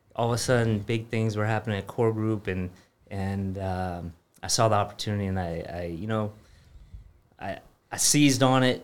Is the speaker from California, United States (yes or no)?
yes; California, United States; moved away as an adult; I grew up in California